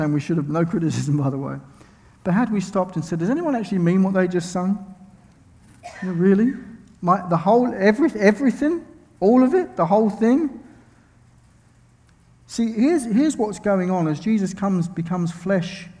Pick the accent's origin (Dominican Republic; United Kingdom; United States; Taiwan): United Kingdom; I'm from Britain.